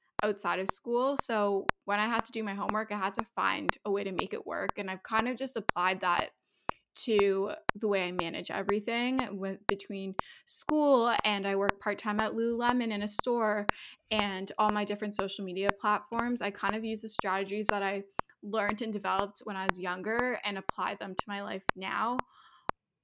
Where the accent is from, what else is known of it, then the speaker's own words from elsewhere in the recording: Toronto, Ontario, Canada; I'm from Toronto, Canada, so I'm a Canadian, although my parents are originally from South Africa